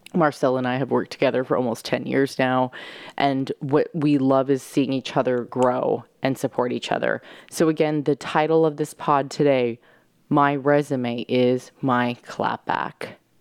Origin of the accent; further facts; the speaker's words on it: San Diego, California, United States; now in New York, United States; my bedroom where I grew up in San Diego